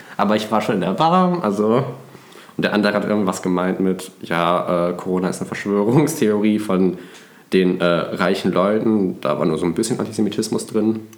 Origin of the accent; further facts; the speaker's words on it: Cologne, North Rhine-Westphalia, Germany; ich komme ja aus einem Vorort von Köln